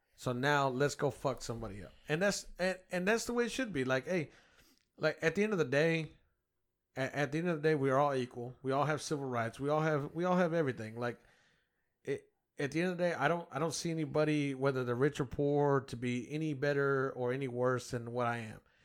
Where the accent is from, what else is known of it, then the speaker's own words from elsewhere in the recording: United States; I grew up in America where my guns were welcome